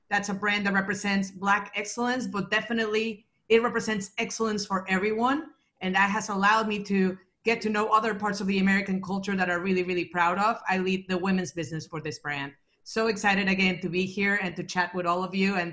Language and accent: English; Mexico; moved away as an adult; now in United States; I am Mexican. I grew up in Mexico. I lived in Mexico my whole life until my 20s when I uh, came to the United States first for grad school and then I just stayed.